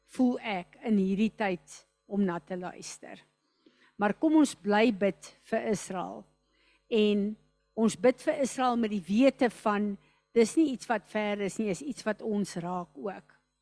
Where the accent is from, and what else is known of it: South Africa